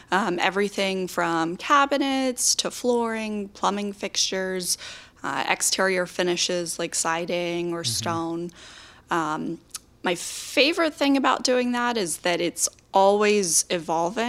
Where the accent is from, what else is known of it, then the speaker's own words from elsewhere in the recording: Warrenton, Virginia, United States; also born or lived in Harrisonburg, Virginia; I grew up in Warrenton, Virginia